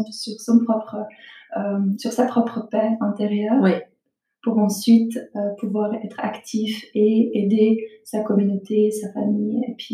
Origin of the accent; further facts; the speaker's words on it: Bosnia & Herzegovina; now in Switzerland; je suis originaire de Bosnie-Herzégovine. Je suis arrivée en Suisse en tant que réfugiée pendant